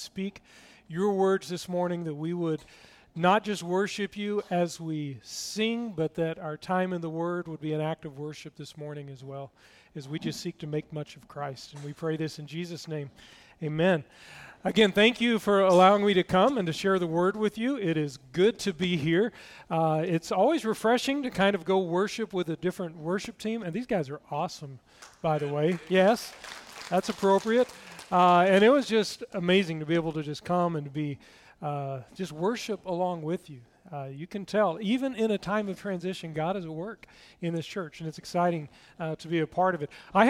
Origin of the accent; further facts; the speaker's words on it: Tennessee, United States; One thing you need to know, I grew up in East Tennessee, just next to Knoxville, and I lost my accent years ago.